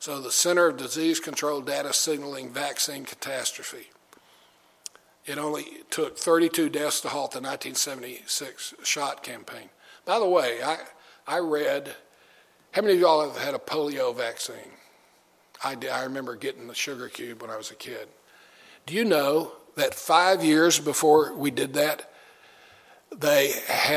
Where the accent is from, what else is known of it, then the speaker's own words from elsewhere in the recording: Austin, Texas, United States; my wife and I grew up in Austin, Texas, where Whole Foods began.